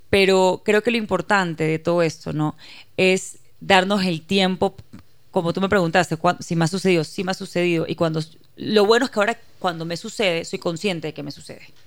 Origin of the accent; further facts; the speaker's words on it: Guayaquil, Guayas, Ecuador; soy ecuatoriana, nací en Guayaquil, criada en Ecuador, de padre israelita.